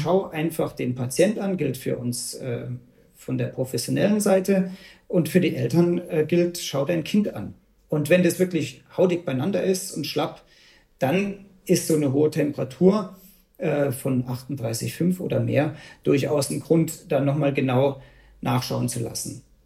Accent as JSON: {"language": "German", "region": "Bavaria", "country": "Germany", "said": "bei uns in Bayern"}